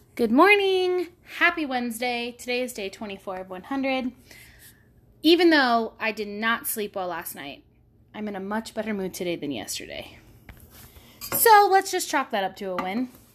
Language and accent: English; Pacifica, California, United States; I grew up in Pacifica, California, where it's sixty-five and foggy ninety-five percent of the time.